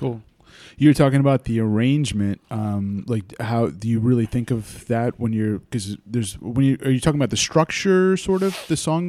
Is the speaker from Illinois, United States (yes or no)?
no; Wappingers Falls, New York, United States; I'm from, um, the Hudson Valley, Beacon, Wappingers Falls area